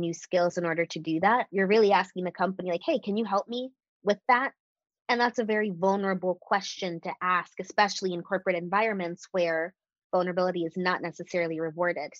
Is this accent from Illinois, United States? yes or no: no; Washington, District of Columbia, United States; moved away as an adult; now in Austin, United States; I'm from the DC metro area originally, moved to Austin April 2018